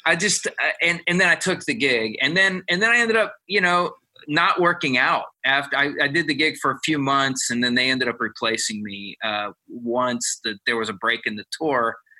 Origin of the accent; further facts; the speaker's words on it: Ohio, United States; I'm from Ohio, and I, that's part of my blood right there